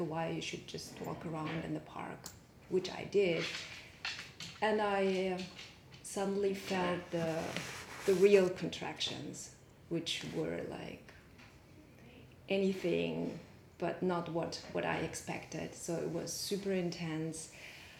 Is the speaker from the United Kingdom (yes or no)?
no; Germany; moved away; also born or lived in Mongolia; I'm born in Mongolia. I'm Mongolian. I grew up in Germany